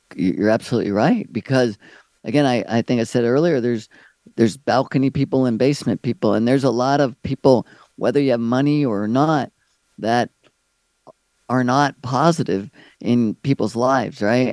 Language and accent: English; Maryland, United States; moved away as an adult; also born or lived in California; I'm from Maryland